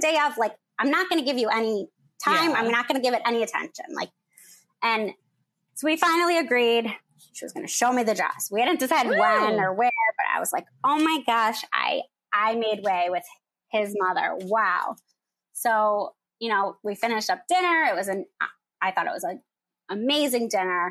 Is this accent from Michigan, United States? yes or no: yes; Michigan, United States; moved away as an adult; now in Chicago, United States; I'm from Michigan. I live in Chicago